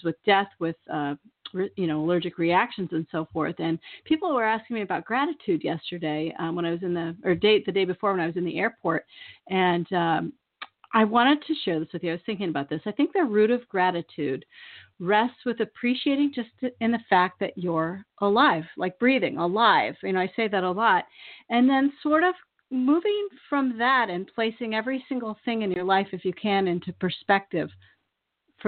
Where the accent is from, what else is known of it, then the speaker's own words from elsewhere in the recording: the Bay Area, California, United States; moved away as an adult; now in Maine, United States; I'm from the Bay Area